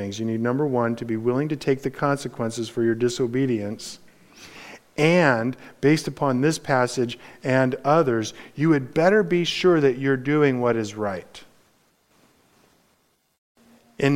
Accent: Los Angeles, California, United States; I grew up in Los Angeles.

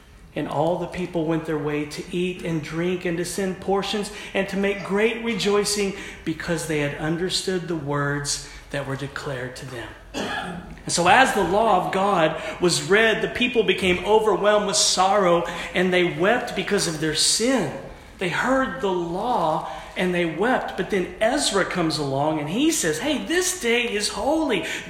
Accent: United States; also born or lived in Oklahoma / Texas; I'm from Oklahoma and Texas

